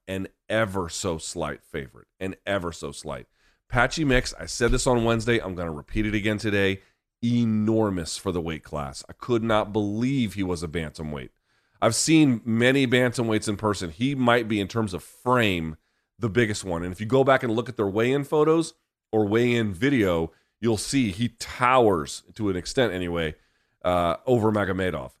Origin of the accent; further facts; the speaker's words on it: Washington, District of Columbia, United States; here in my hometown in D C